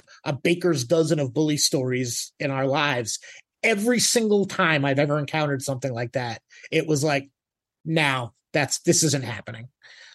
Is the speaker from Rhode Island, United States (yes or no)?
yes; Woonsocket, Rhode Island, United States; I grew up in the Woonsocket area of Rhode Island